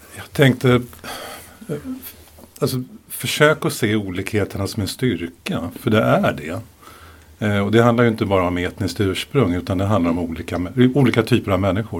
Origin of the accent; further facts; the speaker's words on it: Sweden; Jag är ju ursvensk